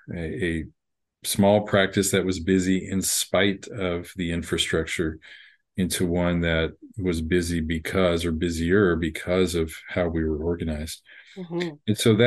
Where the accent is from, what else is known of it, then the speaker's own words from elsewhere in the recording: Texas, United States; also born or lived in Miami; So I'm here where I pretty much where I grew up. I'm originally from Miami, so not too far from you, and moved around a lot when I was younger, but settled here by late elementary school and did my education mostly in Texas